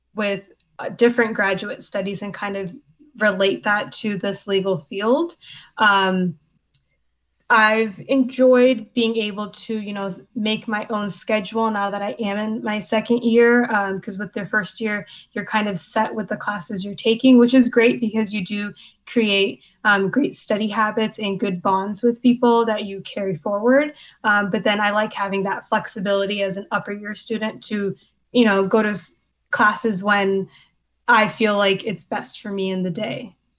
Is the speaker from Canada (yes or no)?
yes; Hamilton, Ontario, Canada; moved away as an adult; now in Albany, United States; I am from Hamilton, Ontario, in Canada, and I am a second year law student at Albany Law.